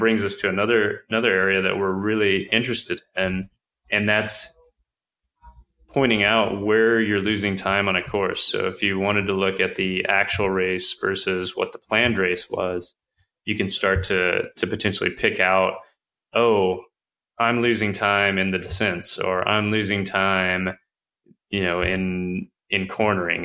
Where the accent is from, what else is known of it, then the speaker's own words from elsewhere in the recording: Texas, United States; I'm I'm from Texas